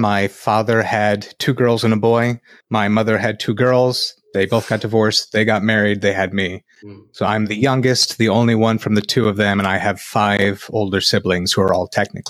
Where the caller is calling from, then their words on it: Fort Wayne, Indiana, United States; I am broadcasting from Fort Wayne, Indiana.